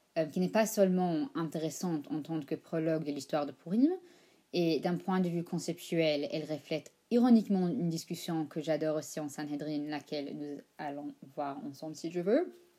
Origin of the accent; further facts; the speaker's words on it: United States; accent: American Ashkenazi; parle avec un accent américain ashkenaz